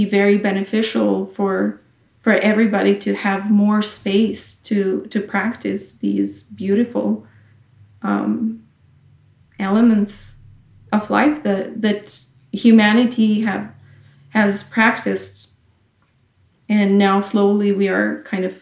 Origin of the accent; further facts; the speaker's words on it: Kosovo; I come from a small country, Kosovo